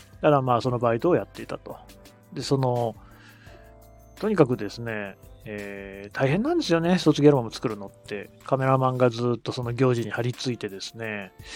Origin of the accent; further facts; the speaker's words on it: Aichi, Japan; now in Tokyo, Japan; 私、愛知の出身